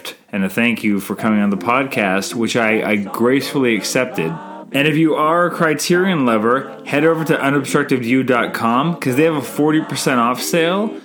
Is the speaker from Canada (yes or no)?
yes; Canada; I'm Canadian filmmaker